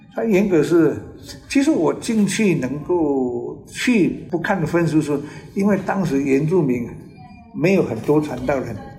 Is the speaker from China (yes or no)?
no; Nanao, Yilan County, Taiwan; Chinese is a second language; 那个时候是因为我们在南澳